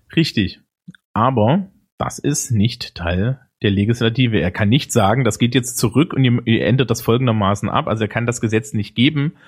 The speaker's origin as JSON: {"language": "German", "country": "Germany", "said": "bei uns in Deutschland."}